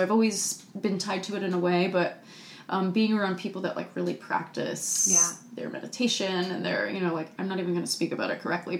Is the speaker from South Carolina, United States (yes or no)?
no; North Carolina, United States; got on the phone with one of my childhood friends who I grew up dancing with in North Carolina